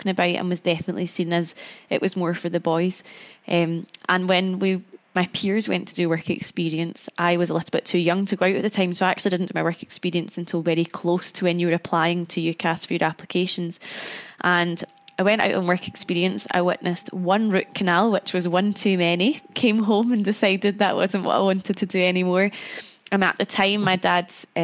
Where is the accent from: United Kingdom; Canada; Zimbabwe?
United Kingdom; Cumbernauld, Scotland; moved away as an adult; also born or lived in Glasgow; now in London, United Kingdom; I grew up in Glasgow and I stayed in Glasgow for university